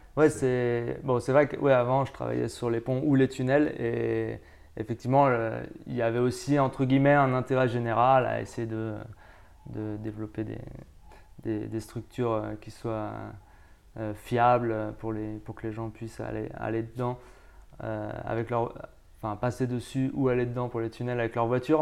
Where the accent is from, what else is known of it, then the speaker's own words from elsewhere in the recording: France; moved away as an adult; now in Tenerife, Spain; je viens de France. Enfin, je suis français, mais en fait, je travaille maintenant aux îles Canaries, à, à, Tenerife plus précisément